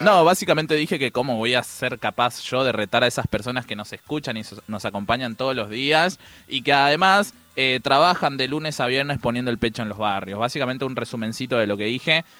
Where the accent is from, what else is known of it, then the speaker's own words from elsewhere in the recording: Paraguay; now in Buenos Aires, Argentina; soy paraguayo y hablo en guaraní